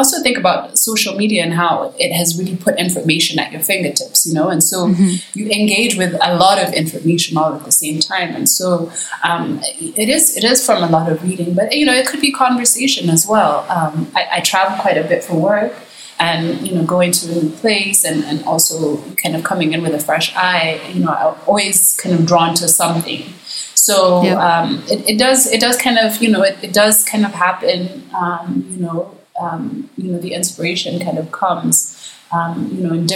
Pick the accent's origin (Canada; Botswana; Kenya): Kenya; me living in Kenya, you know, makes me an outsider already in some kind of way. I'm not Kenyan, right, even though I've lived here my whole life